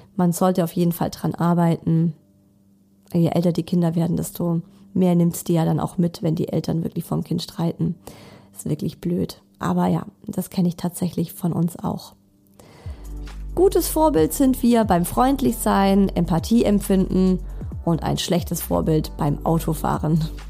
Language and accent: German; Germany; bei uns in Deutschland